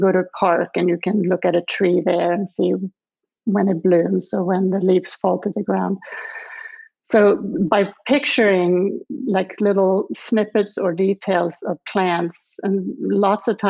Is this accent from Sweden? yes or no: yes; Lund, Skåne, Sweden; English is a second language; moved away as an adult; now in Charlottesville, United States; where I grew up was outside of Lund, which is in the southern part of Sweden